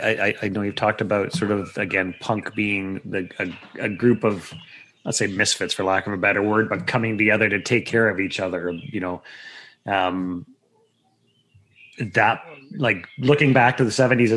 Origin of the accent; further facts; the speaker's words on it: East Coast, Canada; she grew up on the West Coast, I grew up on the East Coast.